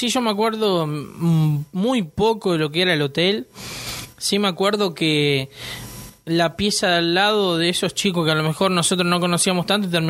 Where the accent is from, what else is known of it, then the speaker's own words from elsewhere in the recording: Leones, Córdoba, Argentina; nosotros somos del interior de Córdoba, de Leones